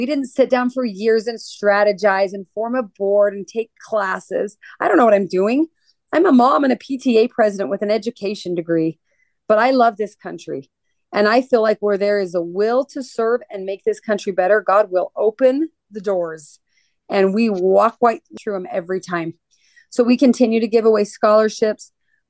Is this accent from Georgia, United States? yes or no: yes; Georgia, United States; Columbus, Georgia. Most of the families of the fallen Global War on Terrorism military members here in my home state probably don't even know that wall exists.